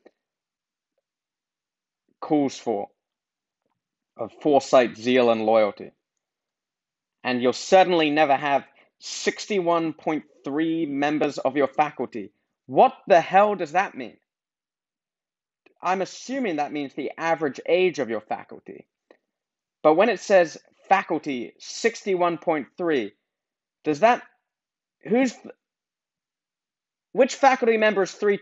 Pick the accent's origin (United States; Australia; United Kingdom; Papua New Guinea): United Kingdom; England; I'm from England